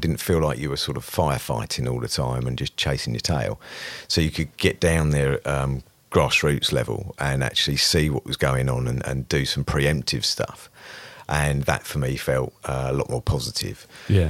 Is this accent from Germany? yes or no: no; Brightlingsea, East of England, United Kingdom; from a small town in northeast Essex called Brightlingsea